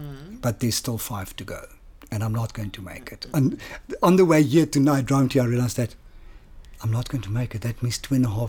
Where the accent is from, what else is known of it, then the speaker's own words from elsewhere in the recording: Johannesburg, Gauteng, South Africa; I grew up in Triumph.